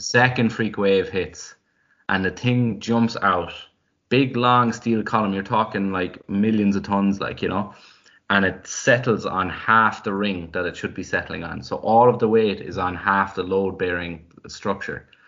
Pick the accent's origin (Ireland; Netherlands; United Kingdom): Ireland; Drimoleague, Munster; I remember growing up, I felt like because I was from West Cork